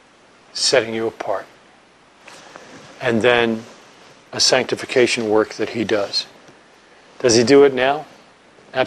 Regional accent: New York, United States; moved away; I'm from New York.

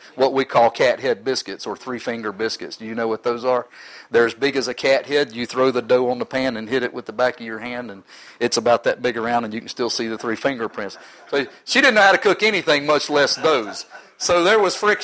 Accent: Oklahoma, United States; I was born in Oklahoma.

